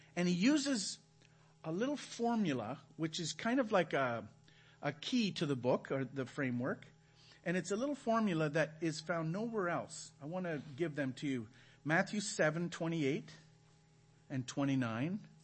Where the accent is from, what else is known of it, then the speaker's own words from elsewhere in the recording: Canada; moved away as an adult; now in Belize; We're from Canada.